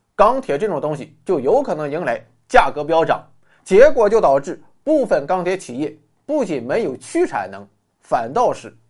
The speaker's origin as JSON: {"language": "Chinese", "town": "Dalian", "region": "Liaoning", "country": "China", "said": "我是一个大连人"}